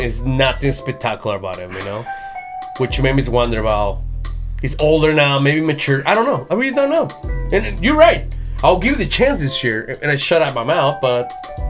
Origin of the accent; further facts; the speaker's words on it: Jalisco, Mexico; moved away; I'm from Jalisco, but all my family's from Nayarit.